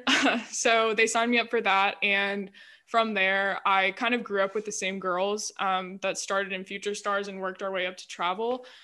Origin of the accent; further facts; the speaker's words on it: Greenville, United States; I'm from Greenville, stayed in Greenville for college, so been here all my life